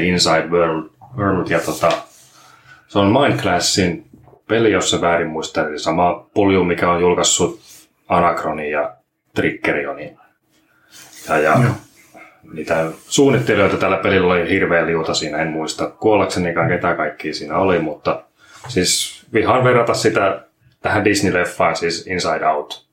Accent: Jämsä, Central Finland, Finland; now in Turku, Finland; mä oon Keski-Suomesta tänne Jämsästä tarkemmin Turkuun eksynyt

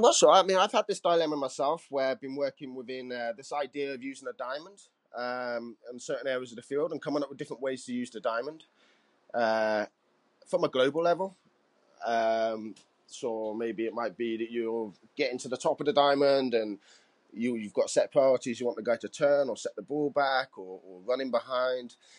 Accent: Cardiff, Wales, United Kingdom; I'm from Cardiff

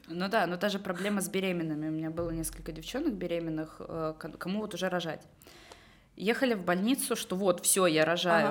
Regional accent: Estonia; moved away as an adult; also born or lived in London; я из Эстонии

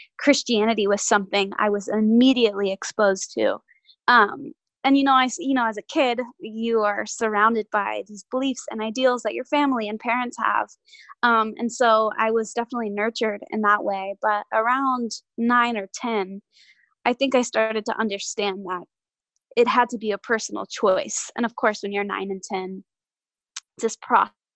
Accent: Nashville, Tennessee, United States; born and raised in Nashville

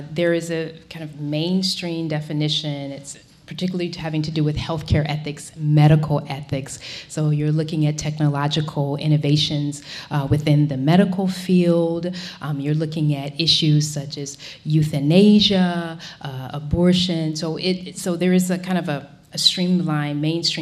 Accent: Florida, United States; moved away; I'm originally from Florida

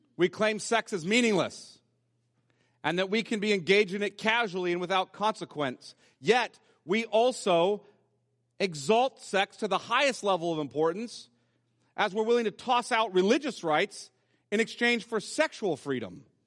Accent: United States

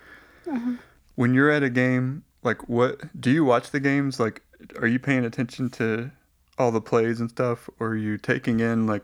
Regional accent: Fort Worth, Texas, United States; we grew up like around Fort Worth, which is pretty big

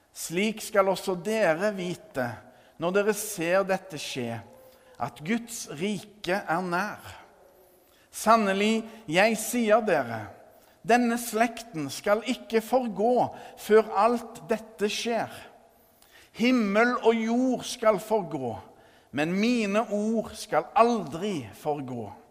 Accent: Førre, Rogaland, Norway; hjembygda mi Førre

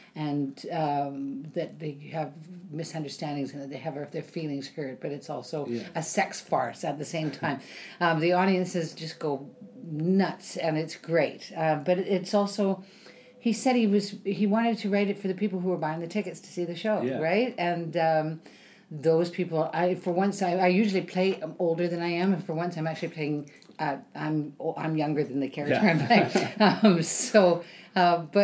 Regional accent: Vancouver, British Columbia, Canada; moved away as an adult; now in Ontario, Canada; I grew up in Vancouver

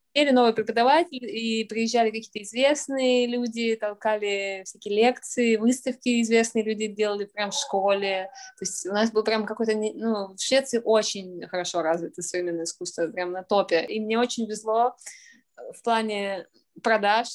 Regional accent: Saint Petersburg, Russia; moved away as an adult; also born or lived in Sweden / Austria / London / Tokyo; Я из Петербурга, родилась в Ленинграде

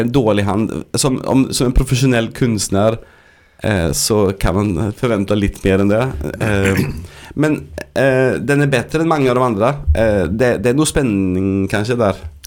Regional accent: Sweden; Norwegian is a second language; moved away; jeg er svensk

